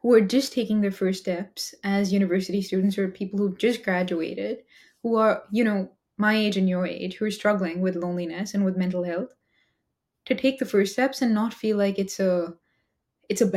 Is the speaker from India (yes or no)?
yes; India; moved away as an adult; now in United States; as an Indian immigrant in the US, I came to the US to study engineering